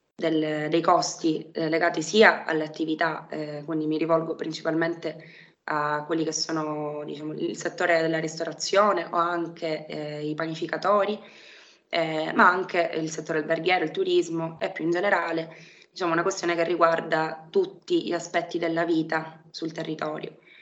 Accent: Palermo, Sicily, Italy; sono palermitana, eh, vivo a Palermo da, da sempre

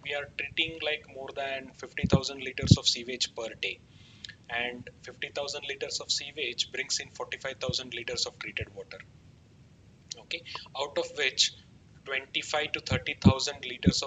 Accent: Uttara Kannada district, Karnataka, India; now in Bangalore, India; my hometown, which is like Uttar Kannada district

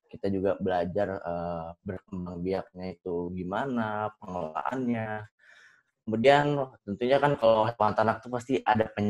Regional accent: Bogor, West Java, Indonesia; uh, gue angkatan 2019 asal gue dari kota Bogor.

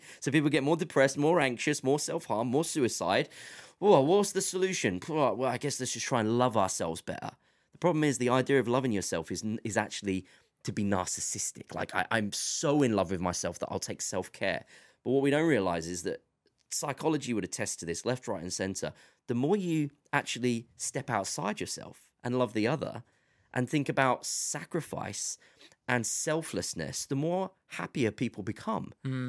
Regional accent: England, United Kingdom; I tell them I'm from England or the UK

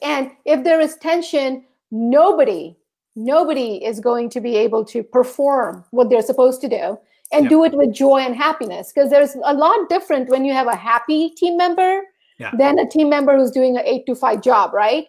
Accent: St. Thomas, U.S. Virgin Islands; moved away; I grew up in St. Thomas, which is a part of the U.S. Virgin Islands

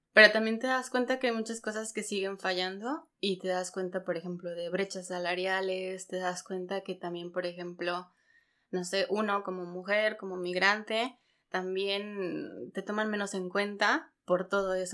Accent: Pachuca, Hidalgo, Mexico; moved away as an adult; now in Germany; yo soy de Hidalgo, de Pachuca

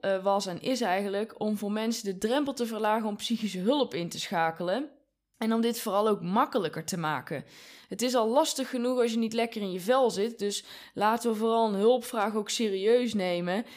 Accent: Rucphen, North Brabant, Netherlands; also born or lived in Breda; in mijn ouderlijk huis, dus waar ik geboren ben

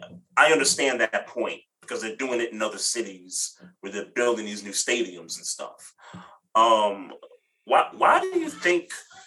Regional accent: New York City, New York, United States; I'm a New Yorker.

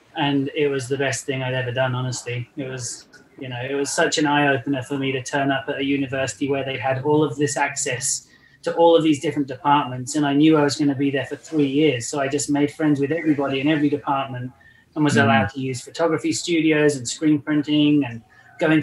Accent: England, United Kingdom; now in Los Angeles, United States; I come from England, currently live in Los Angeles

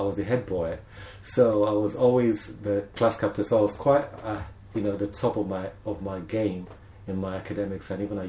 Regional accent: Lagos, Nigeria; moved away; also born or lived in Toronto; I'm a Mushin boy. I grew up on the streets, you know.

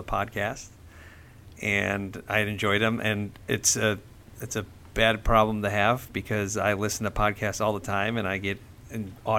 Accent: Cleveland, Ohio, United States; I was called to my hometown of Cleveland

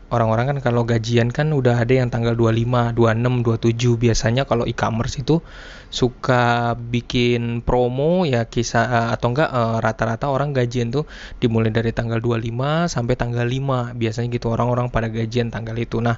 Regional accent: Blitar, East Java, Indonesia; yang udah gua kenal dulu sejak kecil waktu di Blitar ya tempat uh, eh, gue tinggal dulu bersama kakek gue seorang prajurit Blitar.

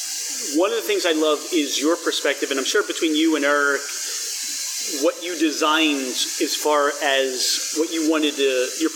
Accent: New Jersey, United States; I grew up in Jersey.

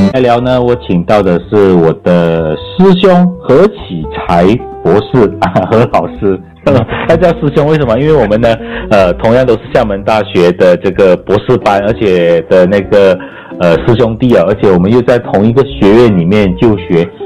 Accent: Yong Peng, Johor, Malaysia; moved away; 我的老家对。永平，当年就是黑区

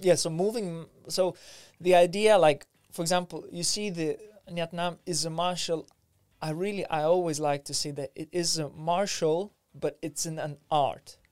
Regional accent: Vilnius, Vilnius County, Lithuania; now in London, United Kingdom; I grew up in Lithuania, in Vilnius, in capital of Lithuania

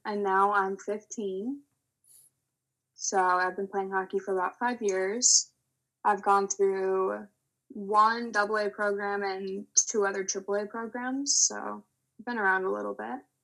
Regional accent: Illinois, United States; I'm growing up in Illinois

